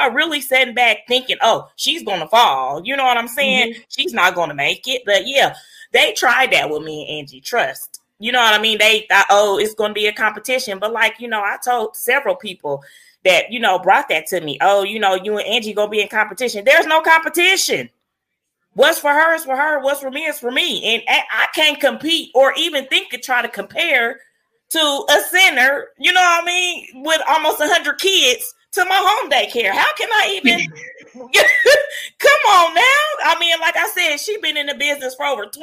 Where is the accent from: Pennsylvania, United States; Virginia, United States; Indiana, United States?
Indiana, United States; Muncie; also born or lived in Fishers, Indiana; we had moved back to my hometown when I opened up my home daycare, because I felt, you know, business in my home daycare would probably kick off better than business in Fishers. So we moved back to Muncie